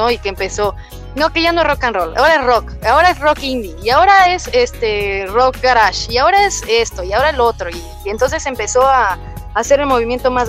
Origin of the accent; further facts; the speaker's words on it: Coacalco, State of Mexico, Mexico; also born or lived in Lindavista; Bueno, de Coacalco, Estado de México.